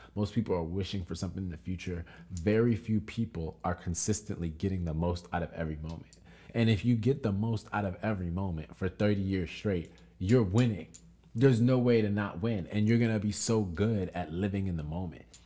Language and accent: English; United States; our culture being American culture